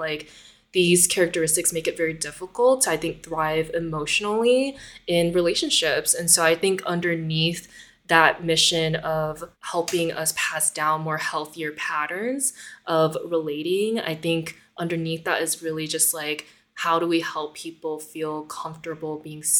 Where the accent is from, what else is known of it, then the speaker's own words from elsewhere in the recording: United States; being Asian American, being a daughter of like refugees, like my parents are both people from Vietnam